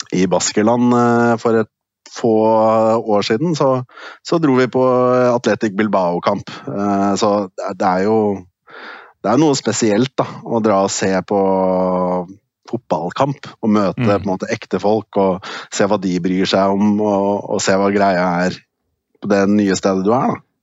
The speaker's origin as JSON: {"language": "Norwegian", "country": "Norway", "moved": "as an adult", "lives_now": "Brussels, Belgium", "said": "Hjemme i Norge"}